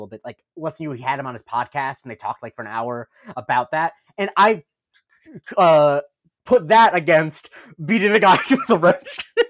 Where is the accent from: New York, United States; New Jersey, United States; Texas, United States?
New York, United States; Like, I grew up around NASCAR, which is, it's weird because we're from Rockland County. Like, it's not like a big NASCAR country.